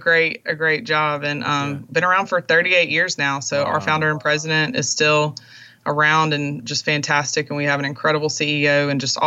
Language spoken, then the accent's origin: English; Monroe, Louisiana, United States; moved away; my hometown in Monroe, Louisiana